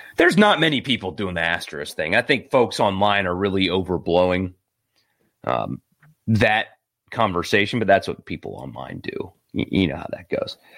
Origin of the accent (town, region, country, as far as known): Greenville, South Carolina, United States; born or raised there